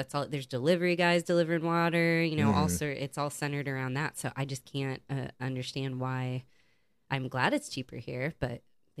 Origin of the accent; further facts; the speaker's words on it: Ohio, United States; I know. Well, we did too. Like in Ohio, the water's so cold, tastes so good.